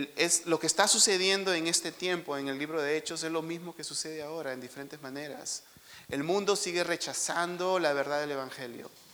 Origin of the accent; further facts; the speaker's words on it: Lima, Peru; nosotros crecimos en San Juan de Urigancho, que está, es un cono que está lejos de aquí